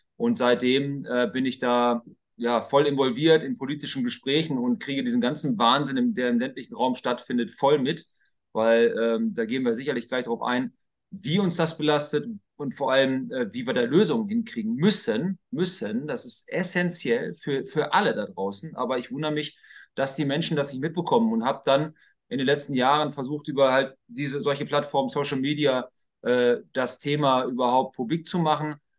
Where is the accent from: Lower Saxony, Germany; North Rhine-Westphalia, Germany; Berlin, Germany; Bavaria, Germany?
Lower Saxony, Germany; bei uns in Niedersachsen